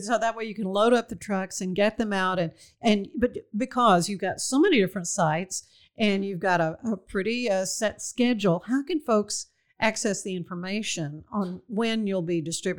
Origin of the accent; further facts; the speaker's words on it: Waco, Texas, United States; when I was a kid growing up in Waco